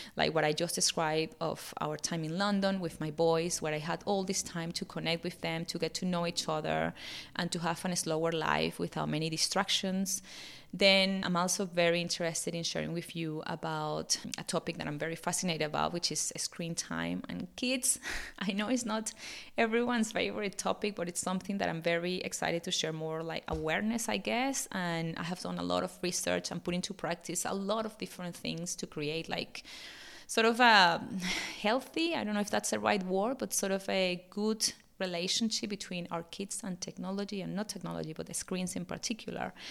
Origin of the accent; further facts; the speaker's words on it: Venezuela; English is a second language; moved away as an adult; also born or lived in Bournemouth, England; now in Australia; fifteen years ago, I was finishing uni and living in my home country, my dear Venezuela